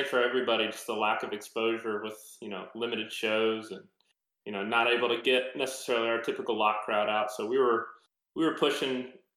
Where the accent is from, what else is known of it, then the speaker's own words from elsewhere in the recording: Monroeville, Pennsylvania, United States; moved away as an adult; also born or lived in Houston, Texas; now in San Antonio, United States; grew up in Monroeville, Pennsylvania, which is kind of a suburb of Pittsburgh.